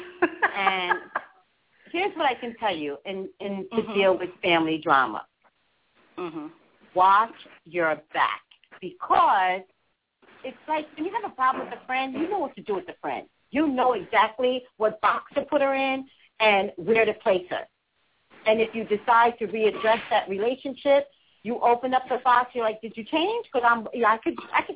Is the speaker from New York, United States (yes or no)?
yes; New York, United States; I'm a native New Yorker